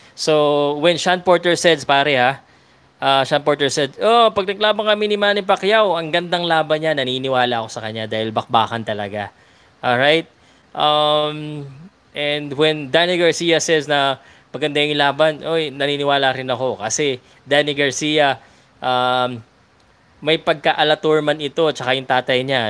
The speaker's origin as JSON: {"language": "Tagalog", "country": "Philippines", "said": "Filipino ako eh"}